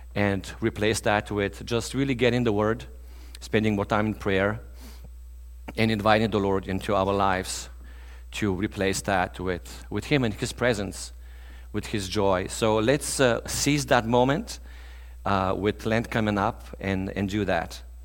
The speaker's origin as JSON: {"language": "English", "country": "Bulgaria", "moved": "as an adult", "said": "I'm originally from Eastern Europe"}